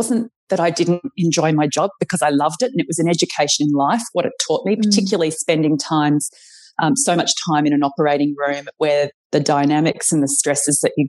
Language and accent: English; Brisbane, Queensland, Australia; moved away; I'm from Brisbane originally